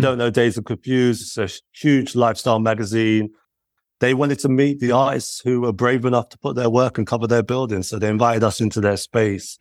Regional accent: United Kingdom; as British lads

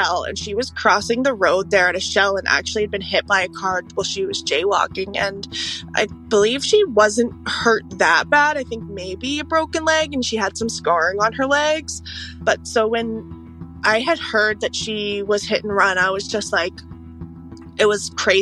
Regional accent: Parksville, British Columbia, Canada; I'm 22 years old. I'm originally from Parksville

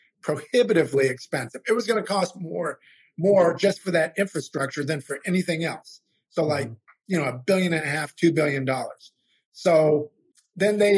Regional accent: Maine, United States; now in Louisiana, United States; I'm in Louisiana now, but I'm from Maine originally

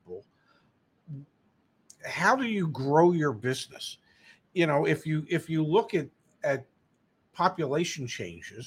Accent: Philadelphia, Pennsylvania, United States; I grew up in the Philadelphia area

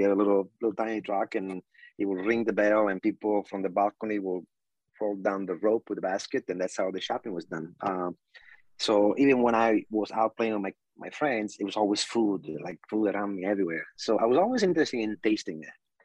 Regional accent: Italy; now in United States; growing up in Italy

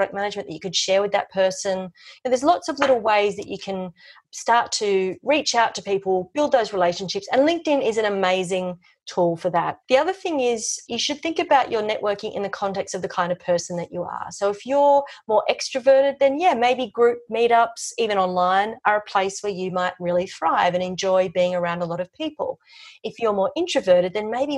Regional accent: Sydney, New South Wales, Australia; moved away as an adult; now in Melbourne, Australia; I was from Sydney

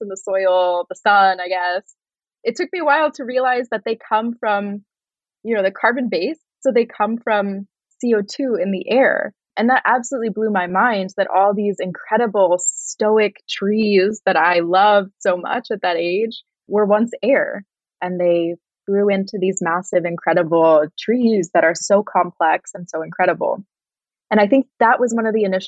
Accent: Northern California, United States; I grew up in Northern California, surrounded by a lot of nature

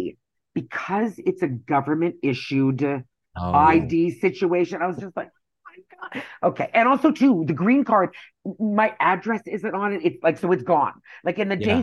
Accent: Canada; moved away as an adult; now in United States; I'm Canadian.

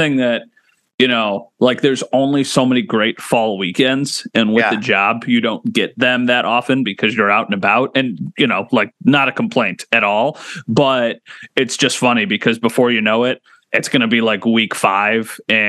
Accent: Wheatfield, New York, United States; I am from Wheatfield

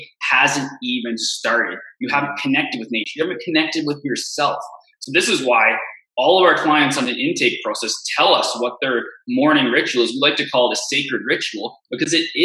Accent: Canada; I'm from Canada.

